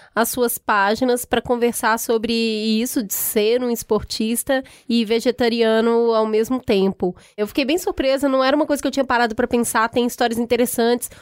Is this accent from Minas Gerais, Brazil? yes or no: yes; Belo Horizonte, Minas Gerais, Brazil; Eu sou de Belo Horizonte, eu sou de é, Minas